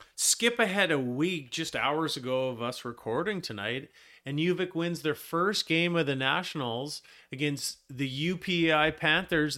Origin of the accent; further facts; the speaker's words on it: Black Creek, British Columbia, Canada; we are from Black Creek. This is where we're from